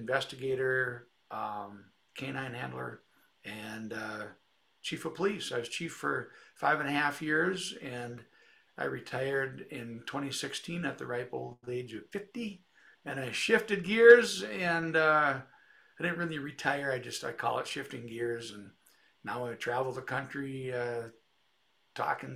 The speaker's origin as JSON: {"language": "English", "town": "Detroit Lakes", "region": "Minnesota", "country": "United States", "also_born_or_lived": "Moorhead, Minnesota", "said": "I'm from Detroit Lakes, Minnesota, Northwest Minnesota, straight east of Fargo, North Dakota, about an hour, and lived here about 30 years."}